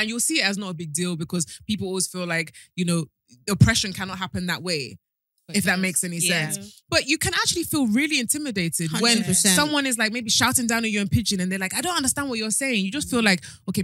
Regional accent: London, United Kingdom; moved away as an adult; now in Nigeria; amongst other black people in London, I do not sound any different

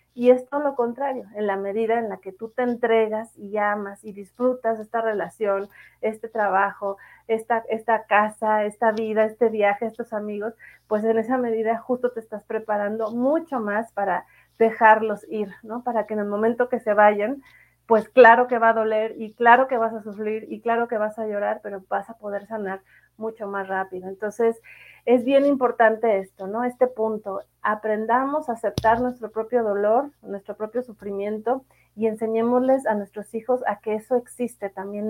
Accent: Morelia, Michoacán, Mexico; moved away; also born or lived in Mexico City / Monterrey; yo nací en la Ciudad de México, pero viví mucho tiempo en Morelia y acá vive mi familia

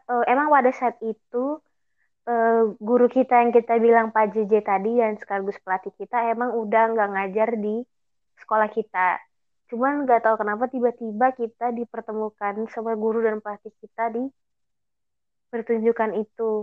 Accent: Jakarta, Indonesia; padahal gue orang Betawi

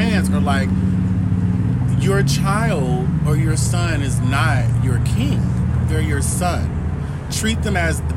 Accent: Kansas City, Missouri, United States; I'm from Kansas City, Missouri, born and raised

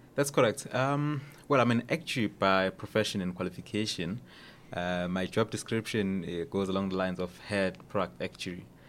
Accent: Durban, KwaZulu-Natal, South Africa; moved away as an adult; also born or lived in Cape Town; I was actually born in Durban, uh, in, in, uh, in Maran Hill, just outside Durban

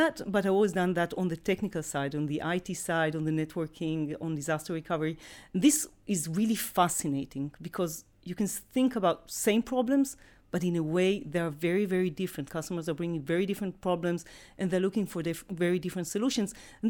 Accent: Israel; born and raised in Israel, been in tech for more than 2 decades.

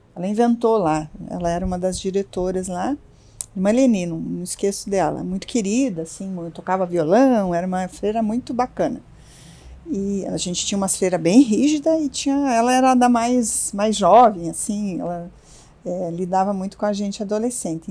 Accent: Curitiba, Paraná, Brazil; also born or lived in Santa Catarina / London / Brasília; Eu nasci em Santa Catarina, mas a gente mudou muito pequena, eu me considero curitibana, eu tinha quatro anos quando meus pais, meu pai teve uma proposta de trabalho e, e a gente mudou para Curitiba

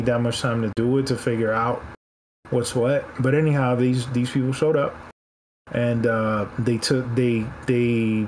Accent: Miami, Florida, United States; Miami's my hometown

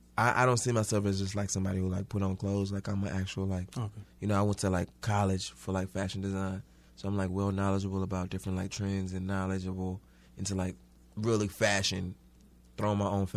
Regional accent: Houston, Texas, United States; now in New York City, United States; Growing up in Houston was different.

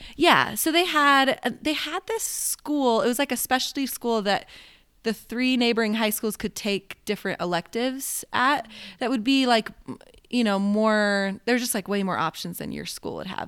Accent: Oregon, United States; moved away as an adult; now in Utah, United States; I grew up in Oregon, um, and that's where the Tillamook Cheese Factory is

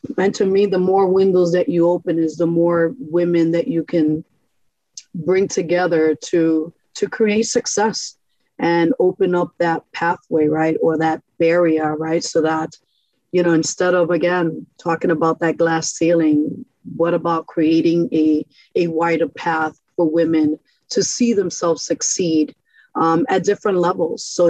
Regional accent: New York City, New York, United States; also born or lived in Brightwood, Springfield, Massachusetts; now in Springfield, United States; this is how I grew up in New York City, in Brooklyn

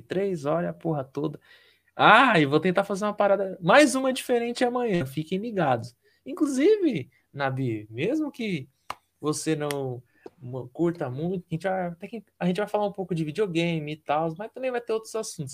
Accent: Paraná, Brazil; sou do Paraná

